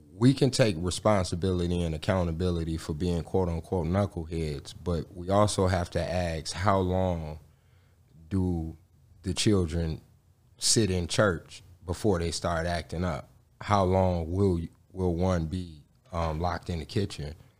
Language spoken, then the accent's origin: English; Gary, Indiana, United States; I was born and raised in Gary, Indiana.